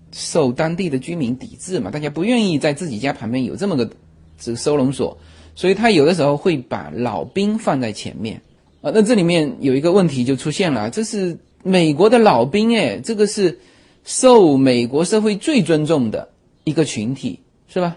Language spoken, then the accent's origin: Chinese; China; also born or lived in Los Angeles area, United States; now in United States; 我们中国人